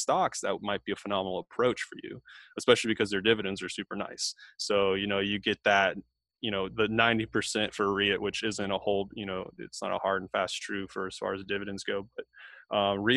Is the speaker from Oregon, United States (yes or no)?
no; Tampa, Florida, United States; moved away as an adult; now in Fort Bragg, United States; I'm actually from Tampa, Florida. That's where I grew up and raised by a single mom